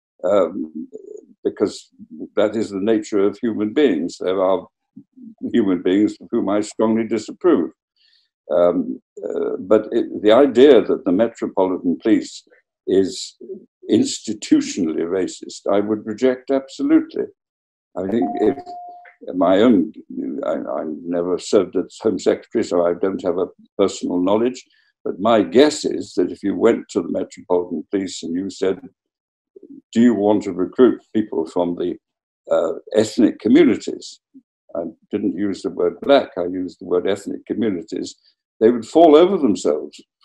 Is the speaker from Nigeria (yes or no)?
no; Wales, United Kingdom; my home country, Wales